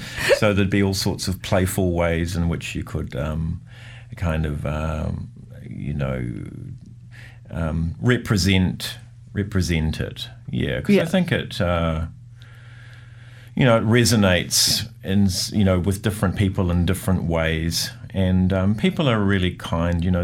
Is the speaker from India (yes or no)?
no; Lower Hutt, Wellington, New Zealand; In fact, I, I think growing up in the Hutt somewhat inspired me that I saw Wellington as something that was a little more kind of um, happening.